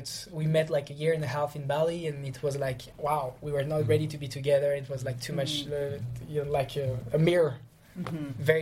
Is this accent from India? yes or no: no; Lyon, Auvergne-Rhône-Alpes, France; I'm from Lyon